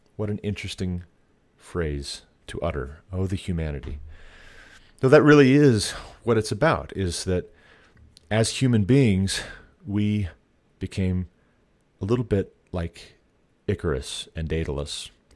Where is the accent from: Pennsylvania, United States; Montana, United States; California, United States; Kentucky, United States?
Montana, United States; moved away as an adult; also born or lived in Ohio; By the time we moved away from Ohio back to my home state of Montana